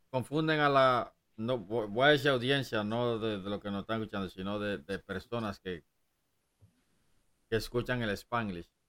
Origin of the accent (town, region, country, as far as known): Dominican Republic